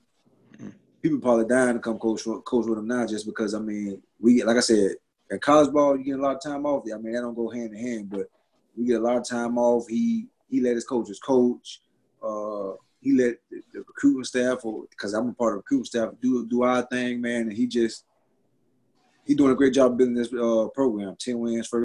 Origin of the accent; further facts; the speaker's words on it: Florida, United States; I'm from Florida